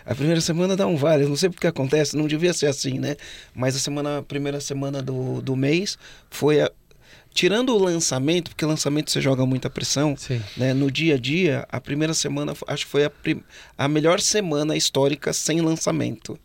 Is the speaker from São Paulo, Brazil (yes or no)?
yes; São Bernardo do Campo, São Paulo, Brazil; now in Florianópolis, Brazil; eu sou de São Bernardo do Campo, né? Hoje eu moro em Floripa, mas sou de São Bernardo.